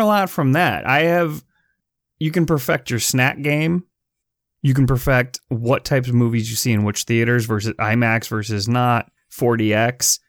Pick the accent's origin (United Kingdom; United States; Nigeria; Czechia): United States; Chicago, Illinois; the Chicago Tribune, my hometown paper